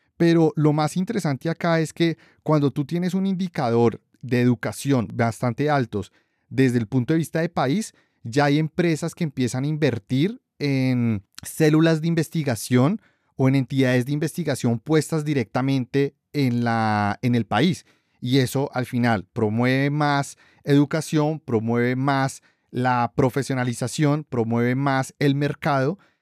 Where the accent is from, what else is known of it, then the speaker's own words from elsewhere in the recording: Colombia; los tres somos colombianos